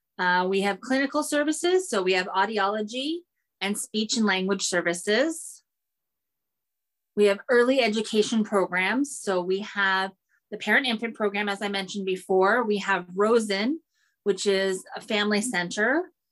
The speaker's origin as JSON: {"language": "English", "town": "Seattle", "region": "Washington", "country": "United States", "tie": "born or raised there", "said": "So really, I'm from Seattle. I'm born and raised here, I'm a Seattleite."}